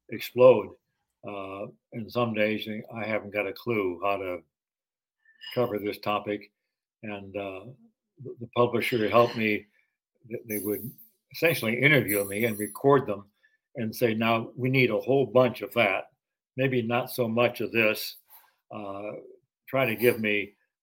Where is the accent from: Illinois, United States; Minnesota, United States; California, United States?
Illinois, United States; Peoria; I was a kid growing up in Peoria, Illinois